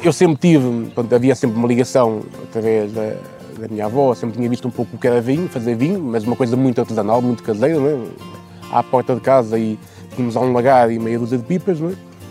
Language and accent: Portuguese; Vouzela, Centro, Portugal; moved away as an adult; now in Viana do Castelo, Portugal; Eu sou de lá, nasci em Vozela, estive lá até aos meus 18 anos, portanto sou nascido e criado naquela zona